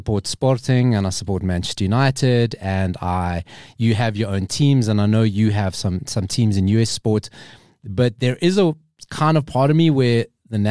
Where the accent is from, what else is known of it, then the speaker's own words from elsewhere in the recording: South Africa; also born or lived in Johannesburg, South Africa; I was born in South Africa. My family's from Madeira